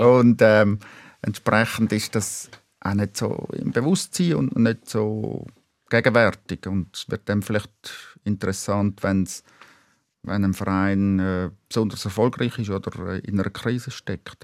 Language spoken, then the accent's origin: German; Schaffhausen, Switzerland; moved away as an adult; now in Zurich, Switzerland; Ich bin in Schaffhausen aufgewachsen